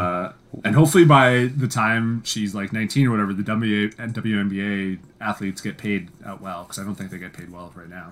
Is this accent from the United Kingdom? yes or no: no; Canada; as Canadian game devs